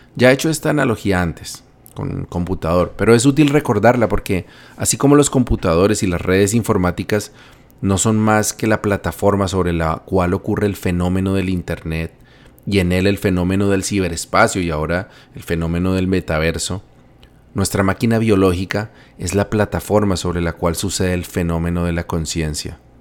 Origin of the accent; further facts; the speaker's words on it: Bogotá, Colombia; Bogotá, mi ciudad natal